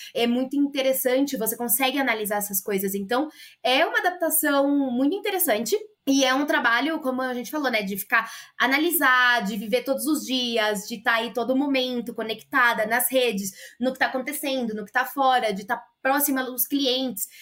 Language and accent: Portuguese; Brazil; moved away as an adult; also born or lived in Mexico; now in Ecuador; Depois que eu saí do Brasil, e assim, eu fui sem falar espanhol